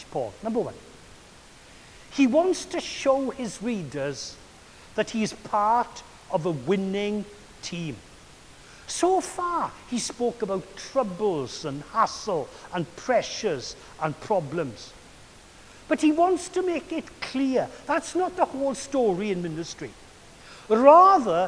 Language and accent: English; Wales, United Kingdom; I was brought up with Caractacus, but not as Caractacus, but as the Welsh Caradog